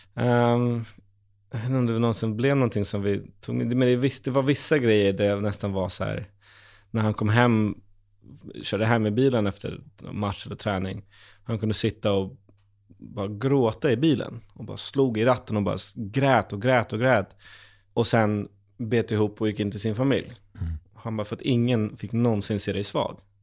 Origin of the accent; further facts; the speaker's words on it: Stockholm, Stockholm County, Sweden; en gamer från Stockholm